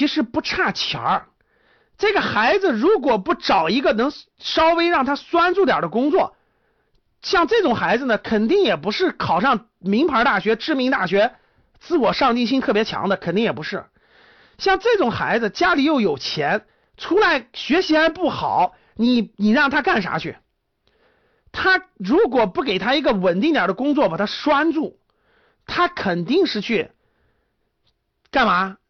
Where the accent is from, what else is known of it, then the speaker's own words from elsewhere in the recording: Shanxi, China; 我们山西啊，我山我老家山西的，我们山西那很正常